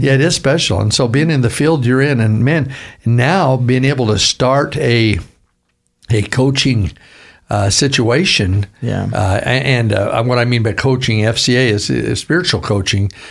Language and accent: English; Vancouver, Washington, United States; I'm from Vancouver, Washington.